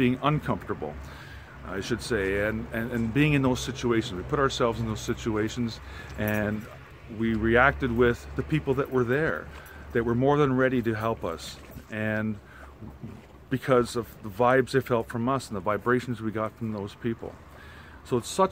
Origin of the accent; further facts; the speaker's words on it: Canada; we're from Canada, but our family's from Germany